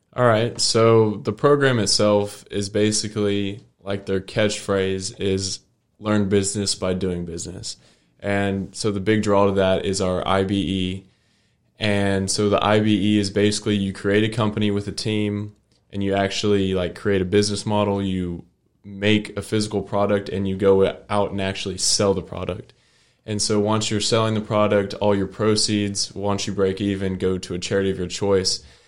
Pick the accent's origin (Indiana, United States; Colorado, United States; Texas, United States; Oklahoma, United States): Texas, United States; Fort Worth; I'm from Fort Worth, and it's a big city